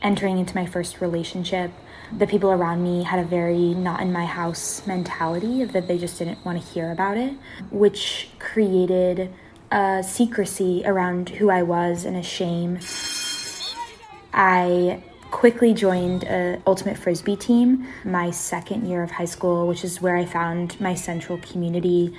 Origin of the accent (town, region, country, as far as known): Seattle, Washington, United States; born or raised there; also born or lived in East Coast (Wesleyan University)